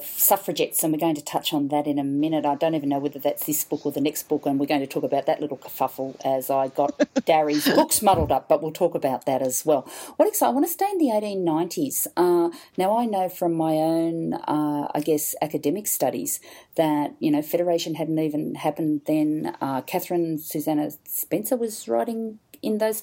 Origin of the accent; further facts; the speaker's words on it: New South Wales, Australia; I'm from New South Wales